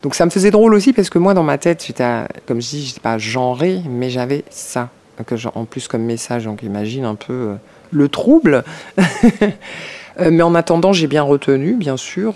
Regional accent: Paris, Île-de-France, France; Je suis née à Paris 14e

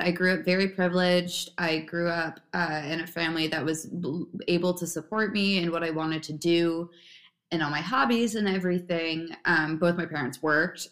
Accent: Bedminster, New Jersey, United States; I'm originally from uh, Bedminster, New Jersey

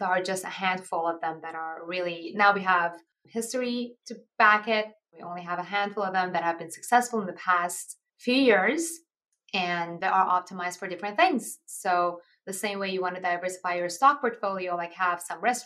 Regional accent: Iran; moved away; I'm actually originally from Iran

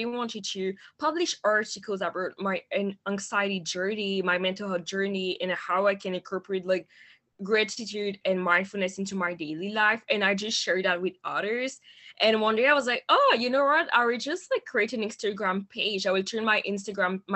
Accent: Montreal, Quebec, Canada; English is a second language; I am originally from Montreal in Canada

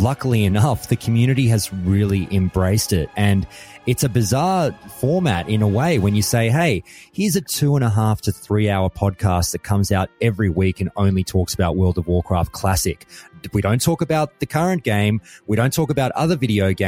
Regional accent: Australia; being an Australian

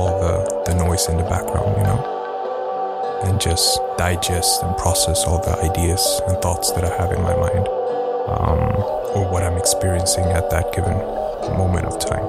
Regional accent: Stockholm, Stockholm County, Sweden; Born and raised in Sweden

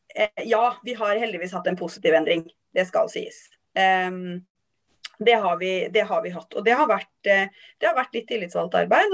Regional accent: Halden, Østfold, Norway; jeg er oppvokst i Halden.

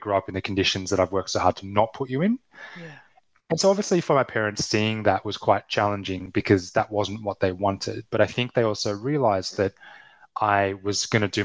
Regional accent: Australia; accent: Australian; I'm Australian accent

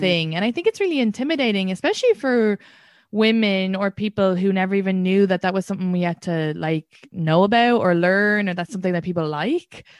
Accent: Ireland; as an Irish woman

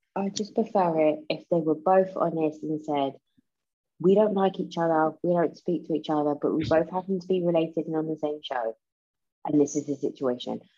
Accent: United States; But we're American. We're we're in America.

